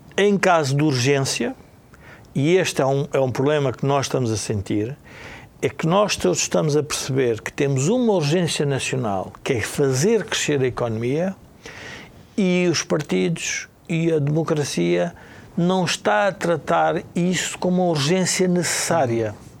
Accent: Portugal; como portugueses

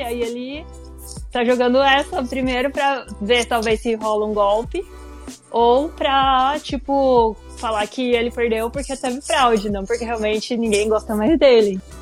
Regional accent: interior of São Paulo, Brazil; eu sou do interior de São Paulo

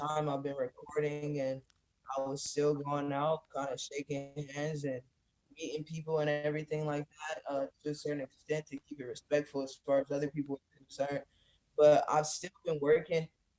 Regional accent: California, United States; also born or lived in Detroit, Michigan / San Diego / Los Angeles; I grew up majority in California, but okay. like I said, I also grew up in Detroit, and that's where I'm originally from.

